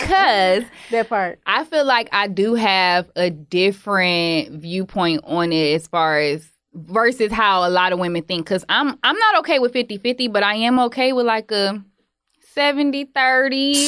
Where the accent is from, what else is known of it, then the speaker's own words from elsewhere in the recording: Detroit, Michigan, United States; I'm from Detroit